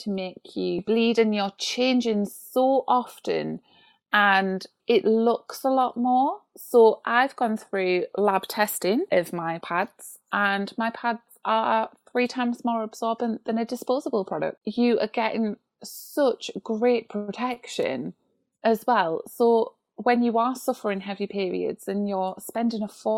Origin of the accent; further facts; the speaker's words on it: United Kingdom; being British